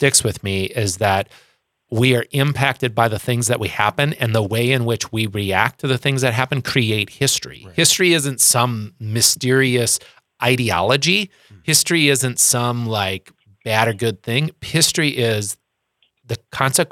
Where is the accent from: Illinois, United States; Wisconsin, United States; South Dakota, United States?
South Dakota, United States; Sioux Falls; we grew up in the North End